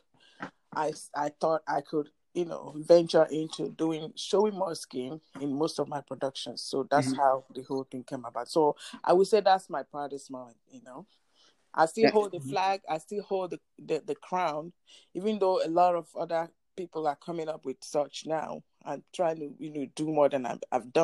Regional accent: Nigeria; moved away as an adult; now in United States; I'm Nigerian. Mm-hmm. I migrated to the U.S. In 2005

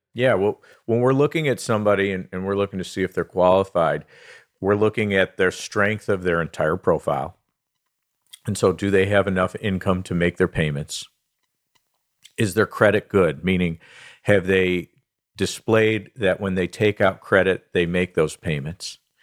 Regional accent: Southfield, Michigan, United States; So I was born and raised in Southfield, Michigan. I've spent most of my life uh, here in Michigan, so I'm a Michigan guy.

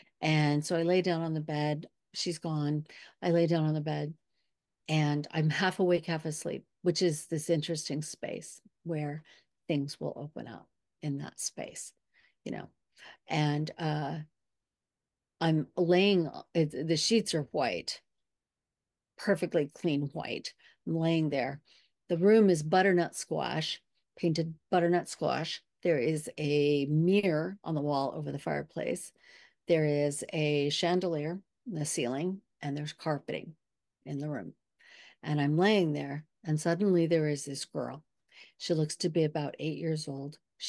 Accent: California, United States; I grew up in Southern California after years old.

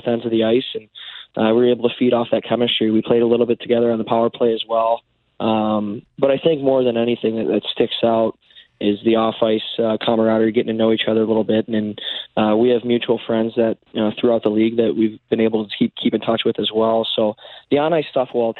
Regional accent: Detroit, Michigan, United States; I grew up in Detroit

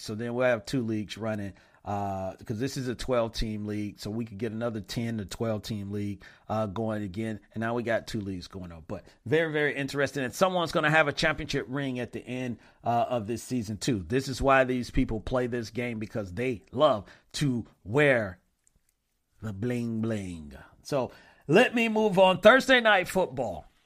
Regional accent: Flint, Michigan, United States; Andre Rison is from Flint Town as well, F L I N T. So he's from my hometown

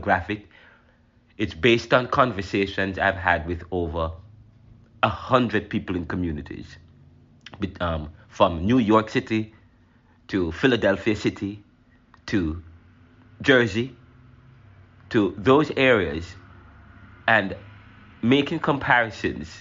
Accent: Jamaica; now in United States; I'm Jamaican

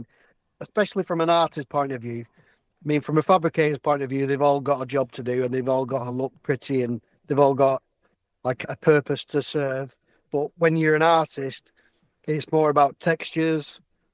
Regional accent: Bury, North West England, United Kingdom; I'm from Bury, Manchester, England.

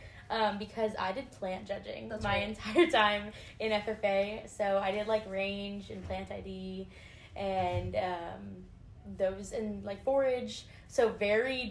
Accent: Cut and Shoot, Texas, United States; I am from Cut and Shoot, Texas

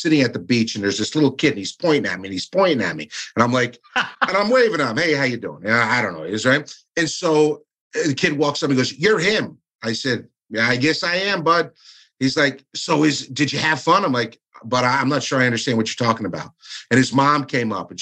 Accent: Stamford, Connecticut, United States; That is actually my hometown. That's where I was born and raised

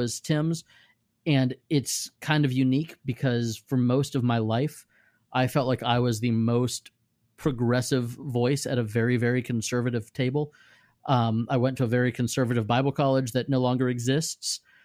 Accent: Safety Harbor, Florida, United States; Safety Harbor, Florida, which is my hometown

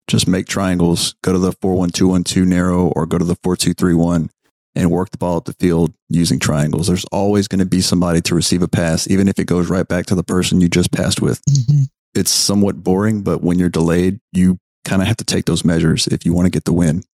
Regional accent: United States; I'm American

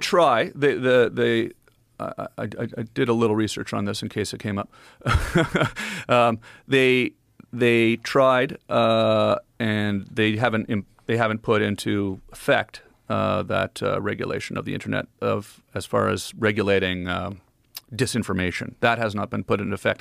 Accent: Ottawa, Ontario, Canada; born or raised there; moved away as an adult; also born or lived in Los Angeles

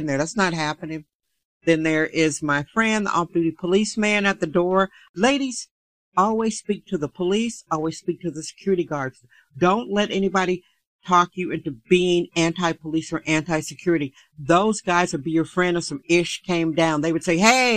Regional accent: Wisconsin, United States; now in San Francisco, United States; I'm from Wisconsin.

